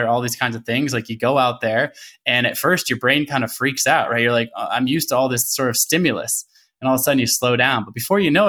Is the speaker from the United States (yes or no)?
yes; Portland, Oregon, United States; also born or lived in Olympia, Washington; I was born in Olympia, but from a very young age, I lived in Portland, Oregon. So I grew up in Portland, Oregon.